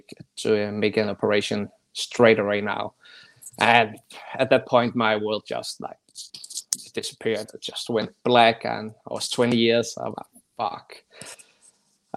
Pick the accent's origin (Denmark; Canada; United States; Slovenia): Denmark; Copenhagen, Capital Region of Denmark; I'm from Denmark, I'm from Copenhagen